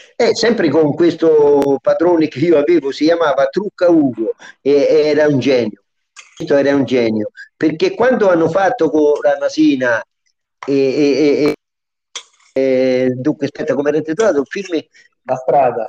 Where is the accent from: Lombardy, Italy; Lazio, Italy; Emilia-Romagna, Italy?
Lazio, Italy; Lubriano; nel 64 sono ritornato al mio paese